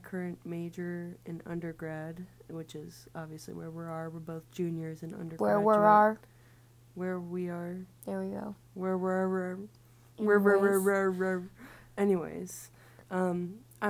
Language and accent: English; Ohio, United States; moved away as an adult; now in Wisconsin, United States; we're actually from Ohio